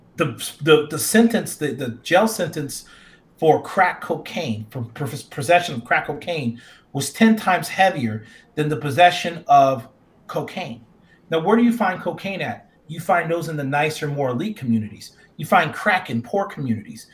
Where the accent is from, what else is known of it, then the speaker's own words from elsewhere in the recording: Phoenix, Arizona, United States; my hometown in Phoenix